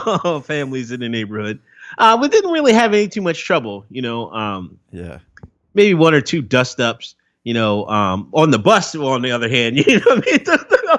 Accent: Exton, Pennsylvania, United States; I grew up in Exton, Pennsylvania. It's a little small town

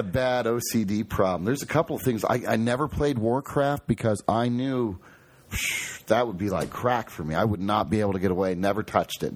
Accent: Toledo, Ohio, United States; now in Columbus, United States; we grew up in Toledo

